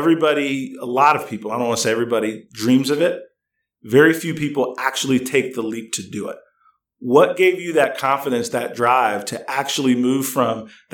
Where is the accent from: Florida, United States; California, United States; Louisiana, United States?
Louisiana, United States; Bogalusa; I was born in Bogalusa, Louisiana